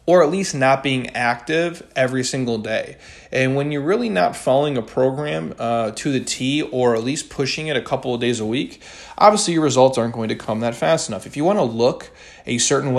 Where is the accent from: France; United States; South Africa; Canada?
United States; Midwest; now in Scottsdale, United States; when I was a kid growing up in the Midwest